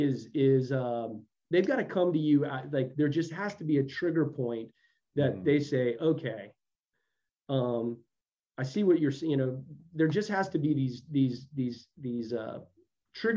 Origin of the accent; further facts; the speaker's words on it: Texas, United States; I'm from Texas